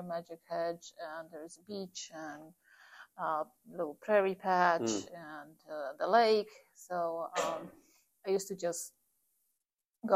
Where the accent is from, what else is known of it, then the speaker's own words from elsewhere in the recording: Poland; moved away as an adult; also born or lived in Warsaw; now in Galesburg, United States; I'm originally from Poland.